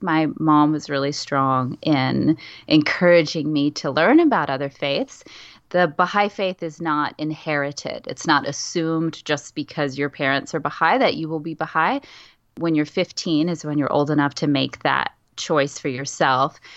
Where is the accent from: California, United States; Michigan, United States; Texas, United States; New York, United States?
Texas, United States; San Antonio; I grew up in San Antonio, Texas